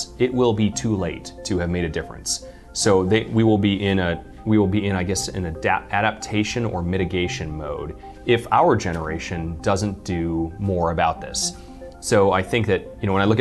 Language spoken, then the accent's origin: English; United States; As an American